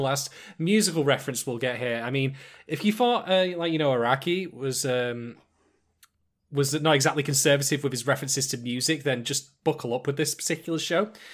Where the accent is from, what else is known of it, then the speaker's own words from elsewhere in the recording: United Kingdom; I'm a Brit